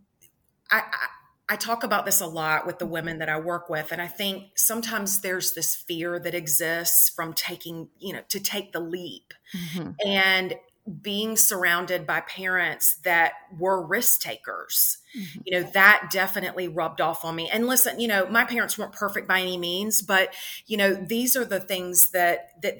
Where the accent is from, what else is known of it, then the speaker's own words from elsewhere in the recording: Columbia, South Carolina, United States; growing up in the South as a girl